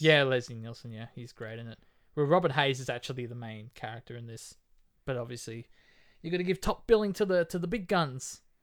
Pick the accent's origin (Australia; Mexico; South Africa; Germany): Australia; We're Australian